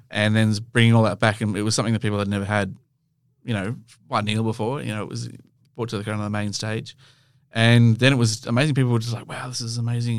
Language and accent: English; Australia; we come from Australia